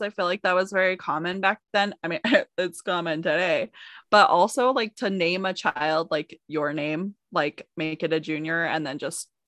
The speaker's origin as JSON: {"language": "English", "town": "Simi Valley", "region": "California", "country": "United States", "tie": "born or raised there"}